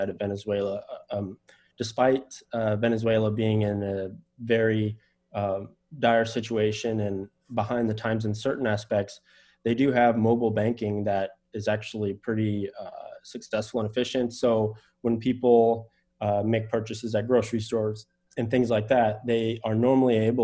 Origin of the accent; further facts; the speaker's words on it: United States; I am an American.